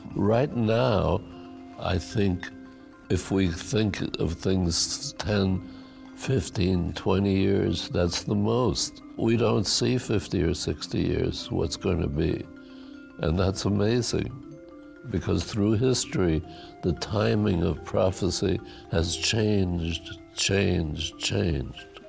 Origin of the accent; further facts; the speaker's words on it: New York, United States; moved away; also born or lived in Saar Basin / San Francisco Bay Area; We were refugees from Hitler, and we arrived April Fool's Day in 1936 in New York. We started out living with relatives in the Bronx and eventually moved to Washington Heights